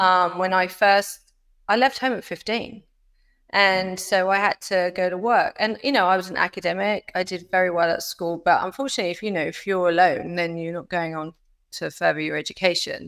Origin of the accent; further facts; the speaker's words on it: United Kingdom; moved away as an adult; now in Florida, United States; me being British